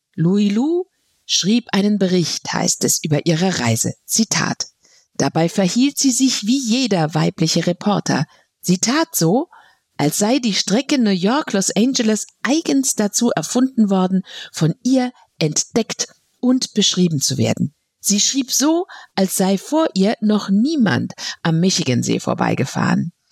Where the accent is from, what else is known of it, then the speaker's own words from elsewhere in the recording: Frankfurt, Hesse, Germany; Als Frankfurterin